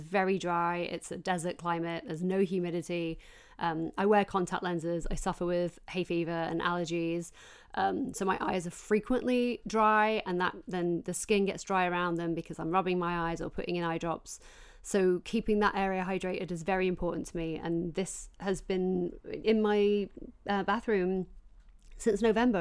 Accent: Yorkshire and the Humber, United Kingdom; I grew up working class in South Yorkshire

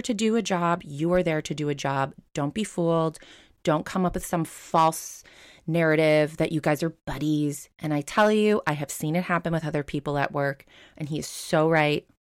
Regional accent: Long Island, New York, United States; we grew up on Long Island

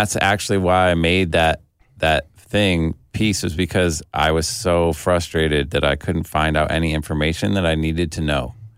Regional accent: Detroit, Michigan, United States; also born or lived in Cleveland; I was born in Cleveland and we moved to Detroit when I was a kid

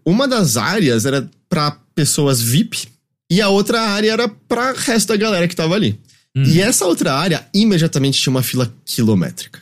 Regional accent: Brazil; a gente é brasileiro

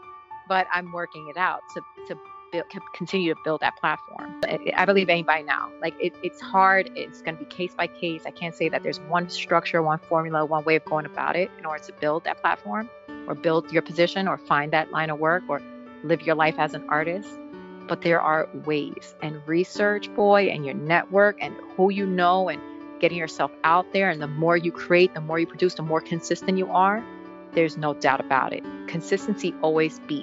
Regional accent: New York, United States; also born or lived in Puerto Rico; Born and raised in New York.

